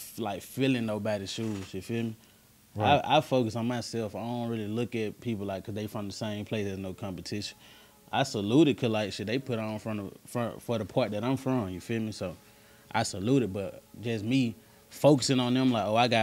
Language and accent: English; East Point, Georgia, United States; also born or lived in College Park, Georgia / Hapeville, Georgia; growing up, I was born in South Fulton, you know, South Fulton, that's East Point Hospital. So I'm all the way from East Point